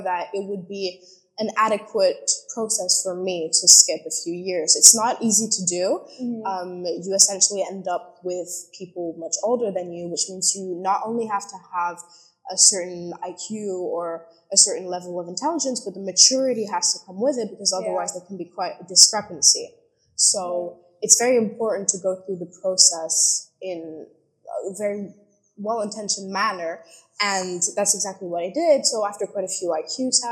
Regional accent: London, United Kingdom; I was born and raised in London, but I am British French.

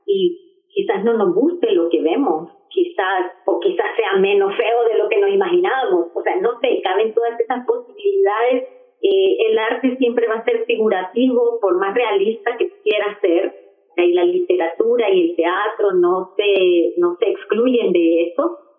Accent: El Salvador; yo soy salvadoreña.

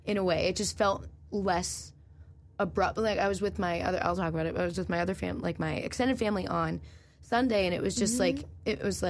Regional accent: Norwood, Massachusetts, United States; I am from Norwood, Mass

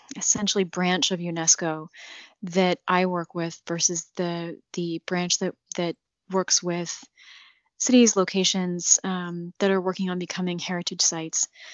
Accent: United States; now in Iraq; I am an American

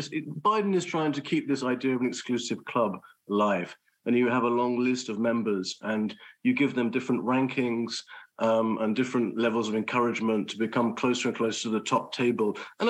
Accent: United Kingdom; I'm a Brit

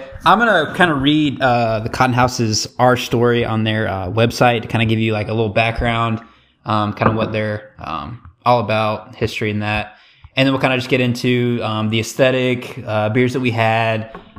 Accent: the South / Midwest, United States; We're from the South Midwest with rural roots. Our parents and their parents grew up cultivating cotton, and our family currently has farms that are leased to cotton and soybean farmers.

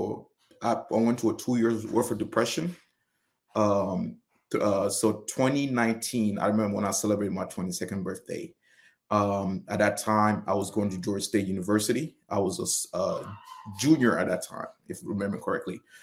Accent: Senegal; moved away; I was born and raised in Senegal

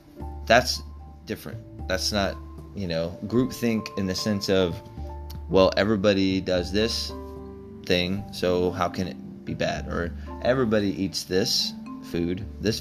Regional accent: Texas, United States; I grew up in Texas

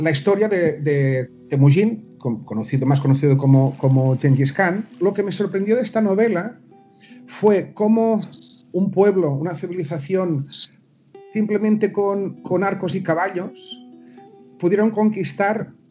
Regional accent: Menorca, Balearic Islands, Spain; aquí en Menorca, yo soy de Menorca también

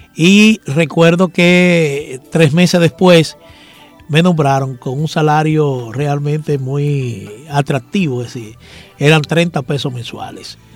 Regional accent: Santo Domingo, Distrito Nacional, Dominican Republic; Yo nací en Santo Domingo, pero mi papá era de Villarriba

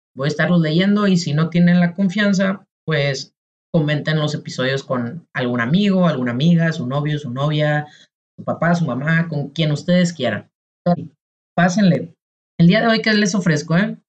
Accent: Ciudad Obregón, Sonora, Mexico; now in León, Mexico; Obregón, que es de donde soy, donde nací y donde más conozco

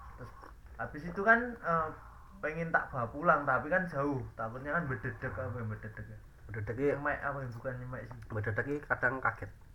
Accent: Indonesia; accent: medok (Javanese); gua medok

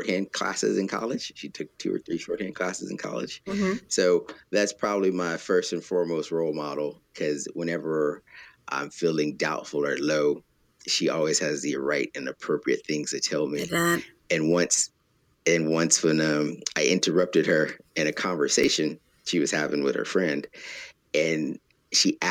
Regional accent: Texas, United States; moved away; I'm from Texas

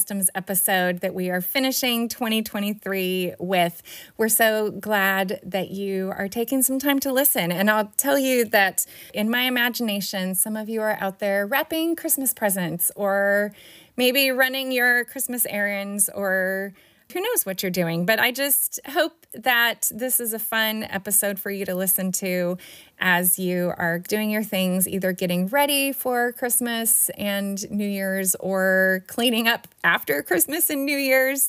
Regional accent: California, United States; moved away as an adult; also born or lived in Peru; we're from California, but we spent 3.5 months up in Canada

